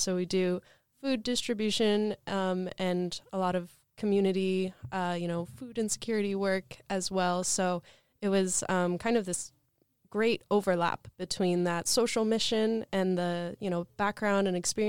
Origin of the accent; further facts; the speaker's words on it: Portland, Oregon, United States; I grew up in the Portland area, a very lush place, great for growing things.